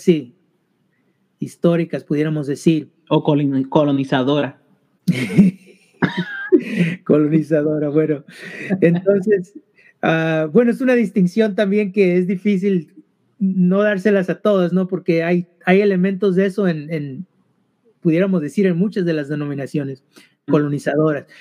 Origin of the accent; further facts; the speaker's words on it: California, United States; also born or lived in Mexico (parents); now in Boston, United States; somos originalmente de ah, el estado de California